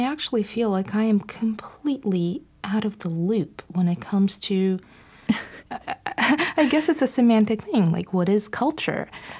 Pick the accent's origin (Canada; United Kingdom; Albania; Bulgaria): Bulgaria; moved away; growing up in Bulgaria and the atheism and the extreme resistance, not just to religion, but to spirituality